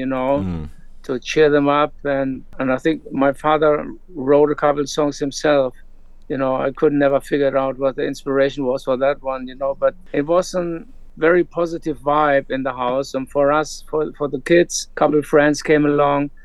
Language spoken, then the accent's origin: English; Hanover, Lower Saxony, Germany; I grew up in Germany, Hanover, West Germany at the time, post-war generation.